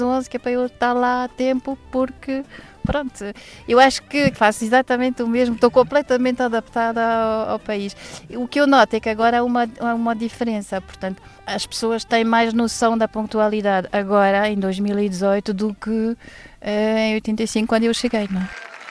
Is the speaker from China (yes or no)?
no; Waterloo, Wallonia, Belgium; Portuguese is a second language; moved away as an adult; also born or lived in Brussels; now in Lisbon, Portugal; eu sou belga, de, da cidade de Waterloo, perto de Bruxelas, e cheguei a Lisboa em 1985